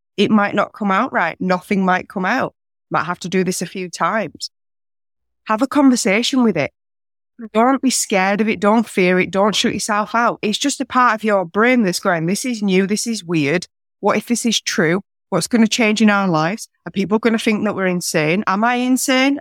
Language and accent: English; north of England, Yorkshire and the Humber, United Kingdom; moved away as an adult; now in Australia; I'm from England originally. I'm from the north, a place where Yorkshire pudding was invented.